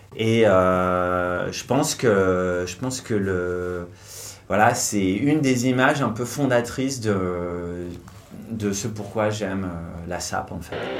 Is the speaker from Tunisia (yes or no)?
no; Hauts-de-France, France; Je suis originaire du nord de la France, Lille c'était la grande ville